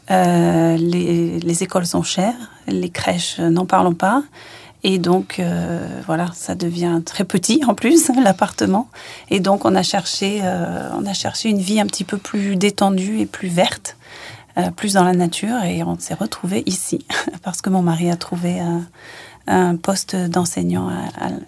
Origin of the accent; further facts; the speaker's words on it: France; moved away as an adult; je pensais pas que je rentrerais jamais en France, mais depuis que je suis partie, partie de la France à 19 ans, je suis jamais rentrée finalement.